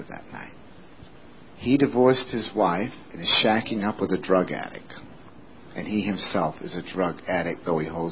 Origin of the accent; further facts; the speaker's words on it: West Sumner, Maine, United States; my hometown in West Sumner